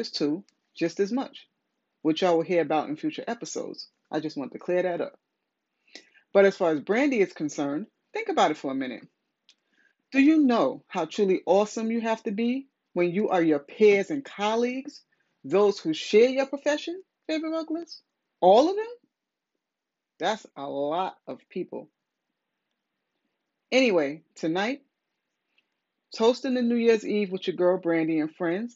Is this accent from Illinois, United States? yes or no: no; New York City, New York, United States; my hometown, New York City in Times Square